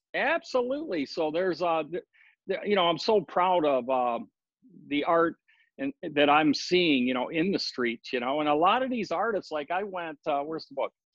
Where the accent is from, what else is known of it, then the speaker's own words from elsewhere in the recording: Detroit, Michigan, United States; also born or lived in Laguna Beach, California / Maui, Hawaii; now in Oahu, United States; I came here uh, from Detroit, where I was born